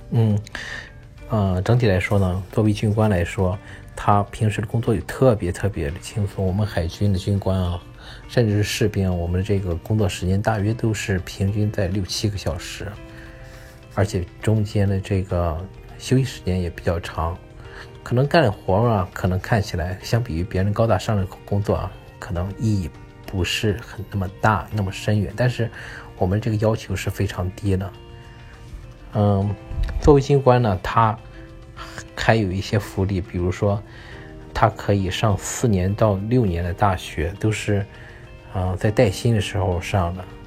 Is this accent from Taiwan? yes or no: no; China; now in United States; 我们中国人